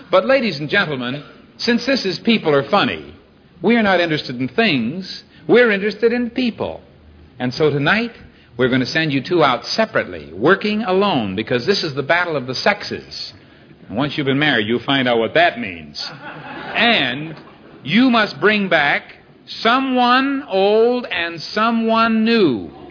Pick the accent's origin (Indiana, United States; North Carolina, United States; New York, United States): New York, United States; Syracuse; Syracuse, New York.